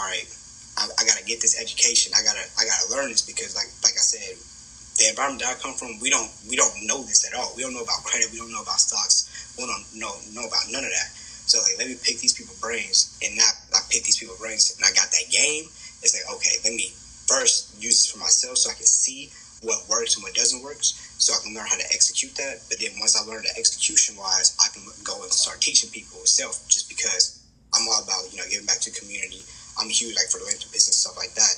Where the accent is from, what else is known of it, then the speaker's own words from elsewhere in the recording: Kansas City, Kansas, United States; also born or lived in Wichita, Kansas; I come from Wyandotte County, right? Kansas City, Kansas.